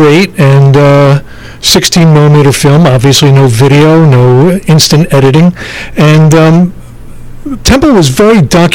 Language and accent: English; Bensalem, Pennsylvania, United States; moved away as an adult; also born or lived in South Philadelphia, Pennsylvania / Glenside, Pennsylvania; now in Los Angeles, United States; I'm from 6 and South. I grew up in Bensalem